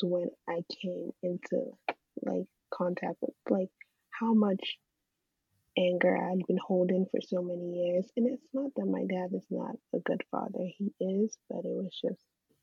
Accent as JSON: {"language": "English", "country": "Nigeria", "tie": "born or raised there", "also_born_or_lived": "England", "moved": "yes", "lives_now": "United States", "said": "I grew up in Nigeria for the most part, and then I migrated to England, lived there for about 2 years, and then migrated to America."}